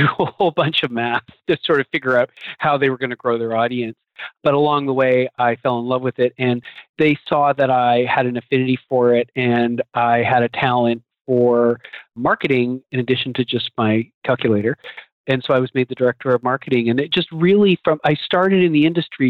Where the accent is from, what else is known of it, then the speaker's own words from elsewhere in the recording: Canada; moved away as an adult; now in Philadelphia, United States; I came from Canada and I went to business school there and did a finance degree